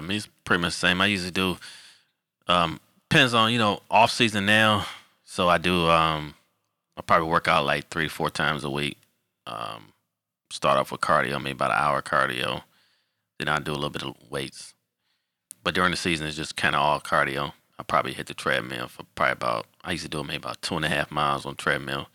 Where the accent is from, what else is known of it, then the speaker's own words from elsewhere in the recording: Detroit, Michigan, United States; moved away as an adult; also born or lived in Illinois; now in Charlotte, United States; I'm originally from Detroit, Michigan.